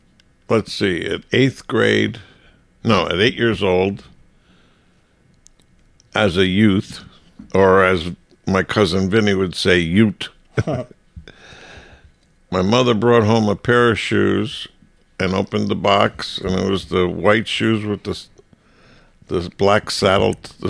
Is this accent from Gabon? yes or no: no; Maplewood, New Jersey, United States; born or raised there; also born or lived in Chicago, Illinois / Millburn, New Jersey